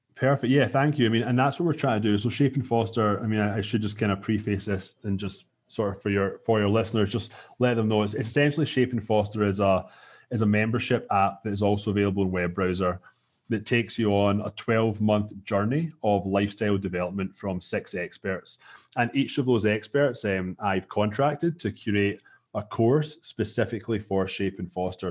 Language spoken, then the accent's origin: English; Scotland, United Kingdom; moved away as an adult; now in Toronto, Canada; I'm from Scotland